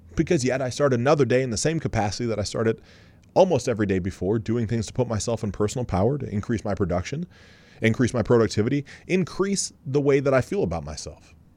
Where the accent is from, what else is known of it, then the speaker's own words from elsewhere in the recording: Columbus, Ohio, United States; We're both from Columbus.